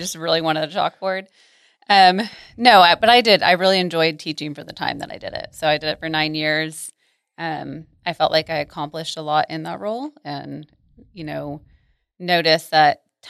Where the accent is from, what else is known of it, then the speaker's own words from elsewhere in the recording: Arlington, Texas, United States; also born or lived in Mansfield; And I'm from here. So I grew up in Arlington and Mansfield and have never left the Metroplex. So I'm a local.